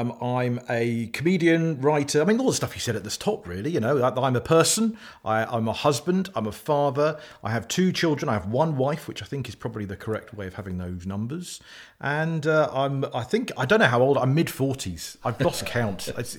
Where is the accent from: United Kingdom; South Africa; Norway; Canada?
United Kingdom; South West England; born there; And I was born in Cornwall in the late 70s.